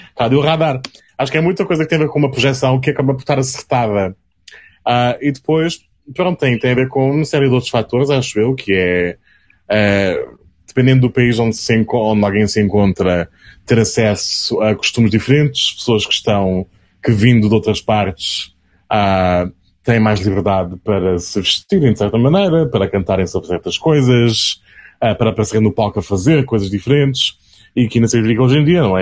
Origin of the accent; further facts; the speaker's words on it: Azores, Portugal; crescendo nos Açores